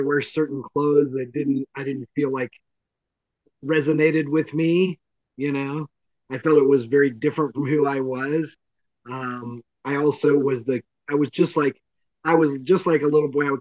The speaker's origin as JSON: {"language": "English", "region": "the Bible Belt in the South", "country": "United States", "tie": "born or raised there", "said": "I grew up in the Bible Belt in the South"}